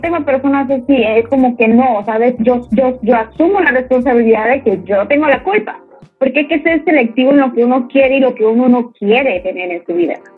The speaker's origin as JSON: {"language": "Spanish", "town": "Comalcalco", "region": "Tabasco", "country": "Mexico", "also_born_or_lived": "Paraíso", "said": "mi ranchito acá, tú sabes que yo soy de Comalcalco, Paraíso, ambas lugares"}